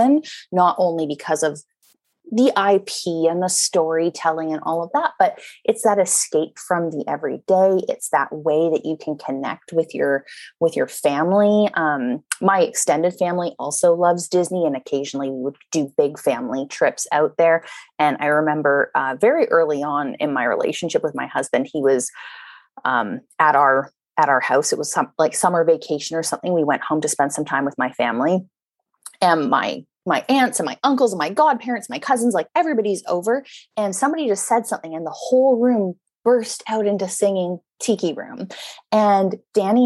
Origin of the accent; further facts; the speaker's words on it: Vancouver, British Columbia, Canada; I grew up in Vancouver on the West Coast